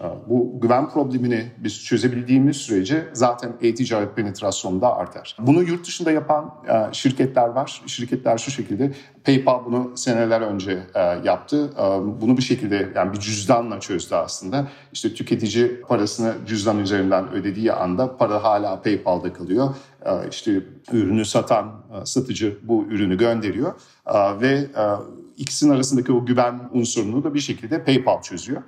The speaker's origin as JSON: {"language": "Turkish", "country": "Germany", "tie": "born or raised there", "moved": "as an adult", "lives_now": "Turkey", "said": "Almanya'da doğdum büyüdüm ve 2013 yılında İSKO'yu kurmak için Türkiye'ye geldim."}